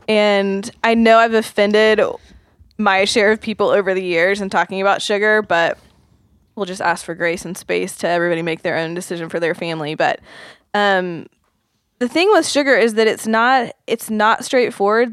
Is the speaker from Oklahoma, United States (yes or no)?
yes; Oklahoma, United States; I grew up in Oklahoma